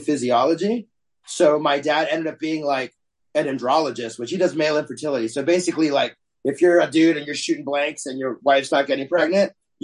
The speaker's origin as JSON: {"language": "English", "town": "Durham", "region": "North Carolina", "country": "United States", "tie": "born or raised there", "also_born_or_lived": "El Paso, Texas / Idaho", "moved": "as an adult", "lives_now": "Los Angeles, United States", "said": "we grew up in Durham specifically, where I'm from."}